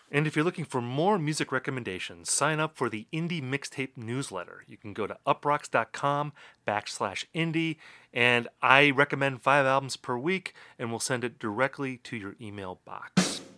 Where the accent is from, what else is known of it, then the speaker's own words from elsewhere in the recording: Oshkosh, Wisconsin, United States; moved away; I was working for my hometown paper at that time